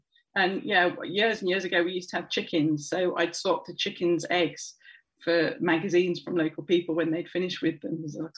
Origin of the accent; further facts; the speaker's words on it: Birmingham, West Midlands, United Kingdom; moved away as an adult; also born or lived in China / London; now in Cambridge, United Kingdom; I was born in Bourneville in Birmingham, to the smell of Cadbury's chocolate, which was great as a child. And yeah, I lived in Birmingham till I was 18, when I moved away to university